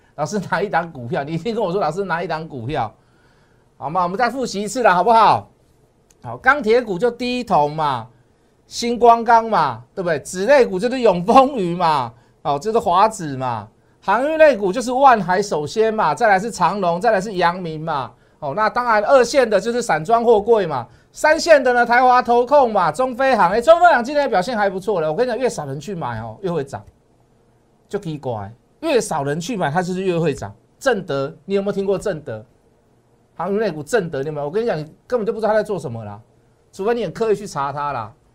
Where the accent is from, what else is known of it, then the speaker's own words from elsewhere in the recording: Taiwan; 我们台湾人民